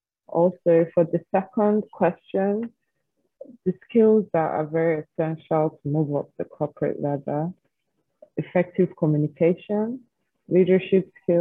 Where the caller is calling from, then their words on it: Nigeria; I'm speaking from Nigeria.